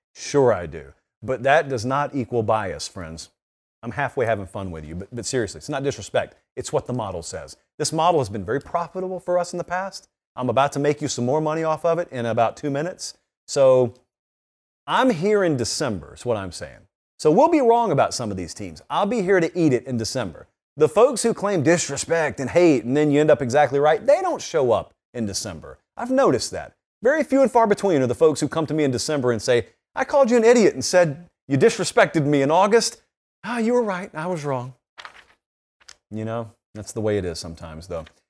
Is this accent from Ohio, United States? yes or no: no; Columbus, Georgia, United States; I'm from Columbus, Georgia